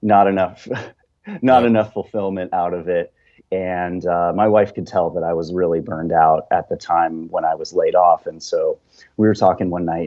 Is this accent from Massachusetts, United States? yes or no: no; Colorado, United States; now in Northern California, United States; So I grew up in Colorado. The town I'm from is a small town about halfway between Vail and Aspen